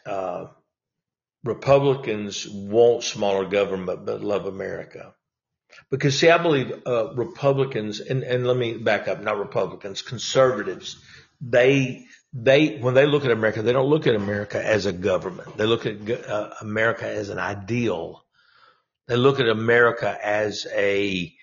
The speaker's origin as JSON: {"language": "English", "region": "Louisiana", "country": "United States", "tie": "born or raised there", "also_born_or_lived": "Texas", "moved": "yes", "lives_now": "Arkansas, United States", "said": "I'm from Louisiana"}